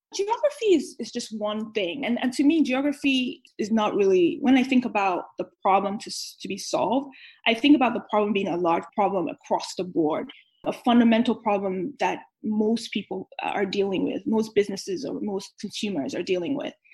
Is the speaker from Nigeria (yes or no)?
yes; Nigeria; moved away; also born or lived in New York; I grew up in Nigeria